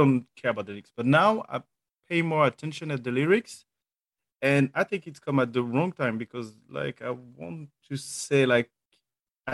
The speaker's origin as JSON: {"language": "English", "town": "Paris", "region": "Île-de-France", "country": "France", "accent": "French", "second_language": "English", "moved": "yes", "said": "I'm from Paris. I'm from Paris. Yeah, so that's my. I have like a French accent"}